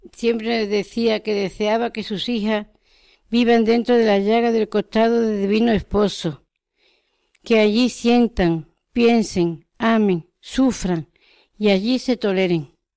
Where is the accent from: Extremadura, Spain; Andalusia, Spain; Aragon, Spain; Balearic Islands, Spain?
Andalusia, Spain; Cádiz; Yo de Cádiz